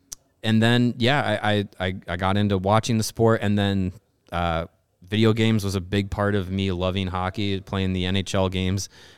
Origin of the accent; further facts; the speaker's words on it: Kenosha, Wisconsin, United States; So we grew up in Kenosha, Wisconsin, which is right on the border, but still well within the WGN TV